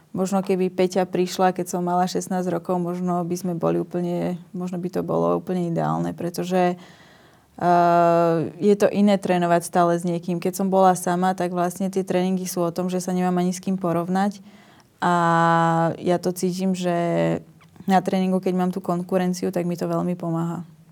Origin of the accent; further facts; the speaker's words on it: Slovakia; som prišla vlastne zo Slovenska